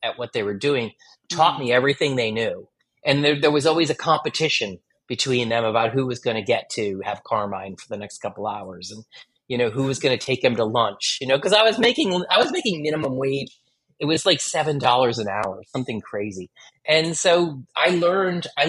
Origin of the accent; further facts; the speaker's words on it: Connecticut, United States; moved away as an adult; I started working in a department store near my hometown in Connecticut